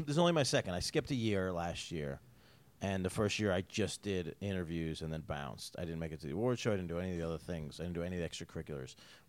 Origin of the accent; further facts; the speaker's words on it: Syracuse, New York, United States; also born or lived in Albany, New York; now in Las Vegas, United States; Where I grew up, Syracuse, we get Detroit snow.